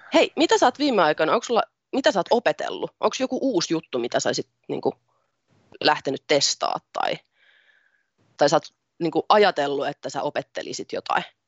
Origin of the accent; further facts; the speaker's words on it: Tampere, Pirkanmaa, Finland; also born or lived in Ilmajoki; minä olen syntynyt Tampereella ja siellä suurimman osan iästäni asunut ja elämästäni asunut